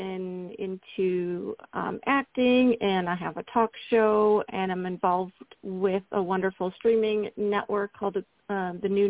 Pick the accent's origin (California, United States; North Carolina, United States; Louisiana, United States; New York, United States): New York, United States; Buffalo; now in Phoenix, United States; I grew up in Buffalo